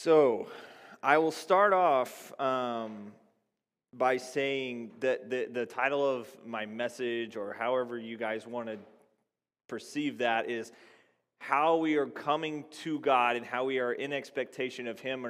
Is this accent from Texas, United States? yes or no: yes; Texas, United States; I grew up in Texas